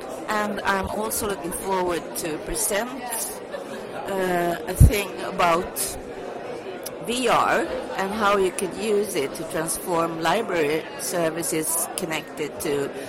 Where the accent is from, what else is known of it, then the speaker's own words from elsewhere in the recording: Sweden; I'm from Sweden. I work in a town called Gävle.